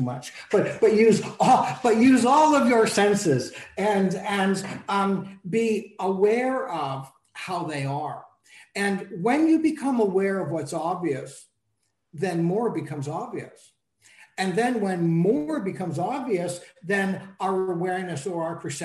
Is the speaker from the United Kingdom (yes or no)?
no; Canada; also born or lived in Toronto; I'm Canadian, so, and I'm in Toronto